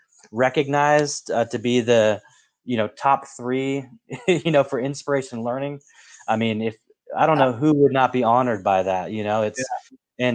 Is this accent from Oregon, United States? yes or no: yes; Portland, Oregon, United States; where I grew up in the Pacific Northwest. I grew up in Portland